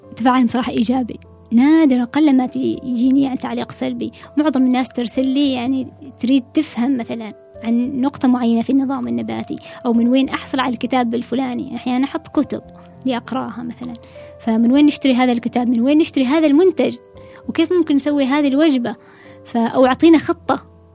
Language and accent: Arabic; Oman; نحن طبعا العمانيين